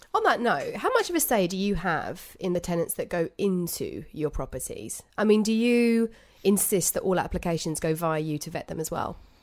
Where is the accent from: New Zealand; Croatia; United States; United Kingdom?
United Kingdom; We're British